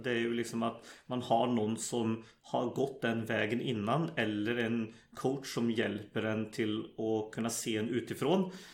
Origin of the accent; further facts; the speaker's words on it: Sweden; moved away as an adult; now in Norway; jag växte upp i Sverige